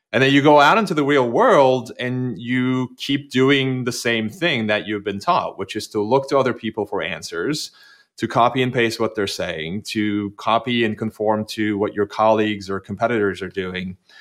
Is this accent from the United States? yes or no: no; Turkey; English is a second language; moved away; I grew up, I grew up in Turkey, which was a very, very conformist society